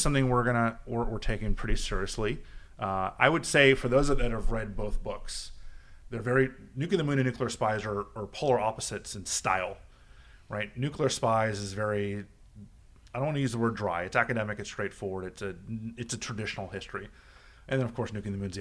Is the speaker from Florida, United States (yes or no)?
yes; Miami, Florida, United States; now in Washington, D.C., United States; We grew up in Miami together